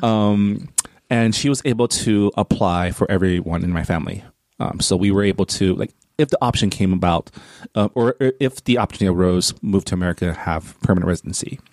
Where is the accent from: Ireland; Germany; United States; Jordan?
United States; San Gabriel Valley, California; also born or lived in Canada; I grew up in in Enclave, I grew up in the San Gabriel Valley